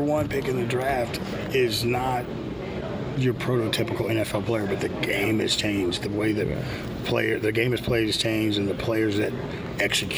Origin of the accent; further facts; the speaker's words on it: Houston, Texas, United States; I grew up in Houston, so growing up in Houston, we hated the Cowboys